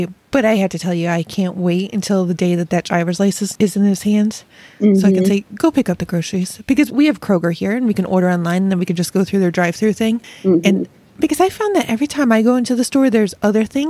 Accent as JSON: {"language": "English", "town": "Rochester", "region": "New York", "country": "United States", "tie": "born or raised there", "moved": "yes", "said": "I grew up in Rochester, which is Wegmans' hometown"}